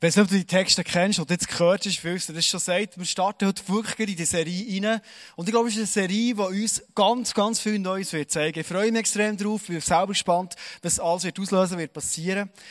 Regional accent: Bernese Oberland, Switzerland; als Berner Oberländer

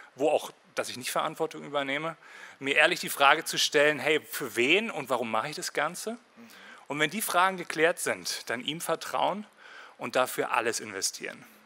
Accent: Berlin, Germany; moved away as an adult; also born or lived in Winterthur, Switzerland / Berner Oberland, Switzerland; now in Bernese Oberland, Switzerland; Ich bin in Marzahn aufgewachsen

